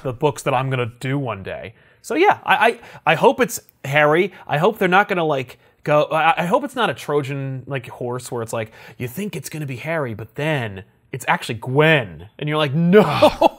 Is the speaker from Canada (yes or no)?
no; East Coast, United States; We're both from the East Coast